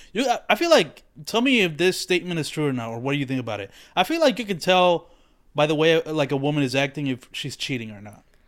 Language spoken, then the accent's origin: English; Dominican Republic; moved away; growing up in the Dominican Republic like I do not even know about Puerto Rico really